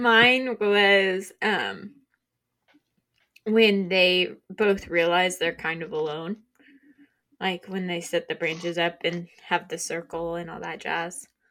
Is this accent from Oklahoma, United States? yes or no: yes; Oklahoma, United States; we're from Oklahoma